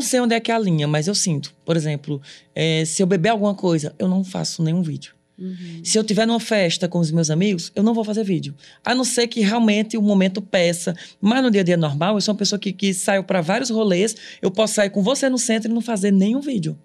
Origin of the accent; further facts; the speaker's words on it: Ceará, Brazil; moved away as an adult; also born or lived in Cariri; now in Paris, France; eu sou daqui. Uhum. Eu sou brasileiro, eu sou cearense